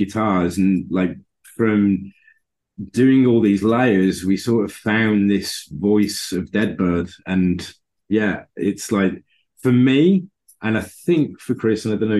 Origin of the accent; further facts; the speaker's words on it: Birmingham, West Midlands, United Kingdom; moved away; it was in Birmingham, my hometown